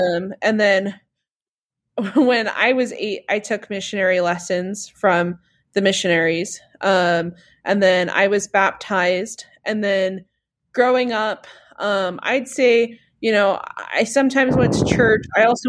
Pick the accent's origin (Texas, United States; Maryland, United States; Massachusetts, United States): Massachusetts, United States; moved away as an adult; now in Utah, United States; I was born in Massachusetts, and that's where I lived until I went to BYU.